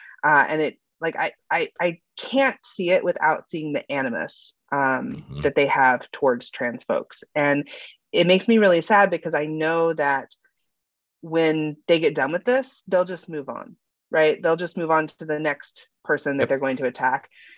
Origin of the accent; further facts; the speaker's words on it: Alabama, United States; I grew up in the South. I grew up in Alabama and, you know, I was bullied for a lot